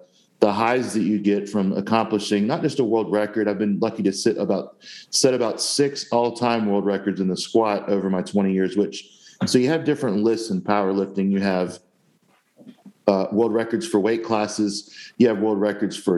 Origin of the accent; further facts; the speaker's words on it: Jacksonville, Florida, United States; I grew up in Jacksonville, Florida, where I live to this day